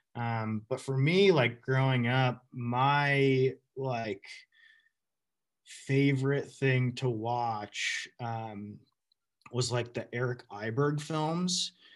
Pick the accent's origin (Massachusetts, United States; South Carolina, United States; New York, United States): Massachusetts, United States; Western; born or raised there; also born or lived in Burlington, Vermont